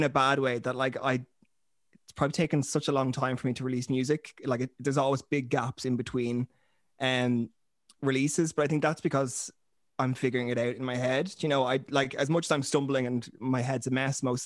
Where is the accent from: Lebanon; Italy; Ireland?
Ireland; Dublin, Leinster; I'm from Dublin